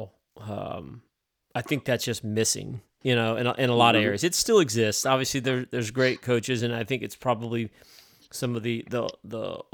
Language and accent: English; upstate New York, United States; I was from upstate New York, so I take no claim to being a city guy.